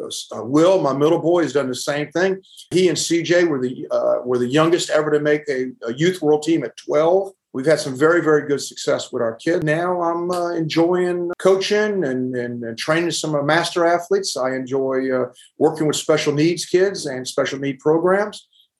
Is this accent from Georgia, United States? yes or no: yes; Savannah, Georgia, United States; I'm from Savannah, Georgia, born and raised here.